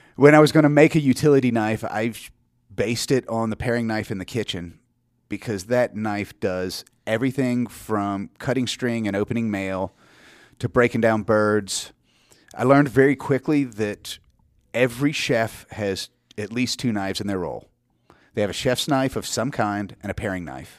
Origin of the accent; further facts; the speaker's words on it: Georgia, United States; now in South Carolina, United States; I grew up in Georgia. I live in South Carolina now in the, the Highlands.